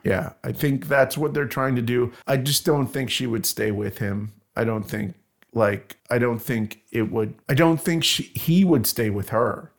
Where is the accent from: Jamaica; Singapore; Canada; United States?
Canada; I'm Canadian